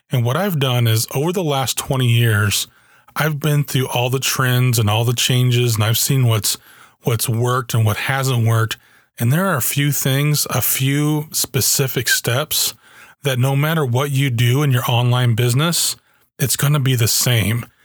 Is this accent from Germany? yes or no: yes; Germany; When I was a kid, I grew up in Germany. My dad was in the army and uh, this was in the early 80s